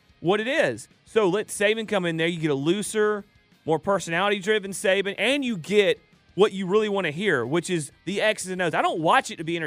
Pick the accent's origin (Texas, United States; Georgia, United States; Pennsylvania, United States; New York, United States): Georgia, United States; Dallas; I sound like I'm from Paulding County.